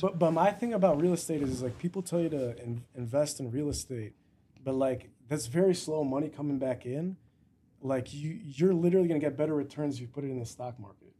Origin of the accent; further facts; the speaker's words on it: Chicago, Illinois, United States; I was born here